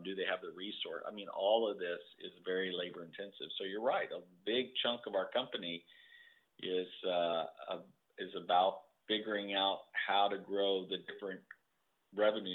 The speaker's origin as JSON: {"language": "English", "town": "Corpus Christi", "region": "Texas", "country": "United States", "tie": "born or raised there", "lives_now": "Houston, United States", "said": "I grew up in Corpus Christi, Texas"}